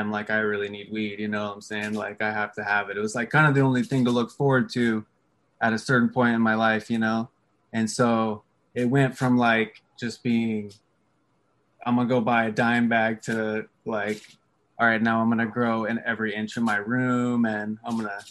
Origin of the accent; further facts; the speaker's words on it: Pacific Northwest, United States; I grew up in the Pacific Northwest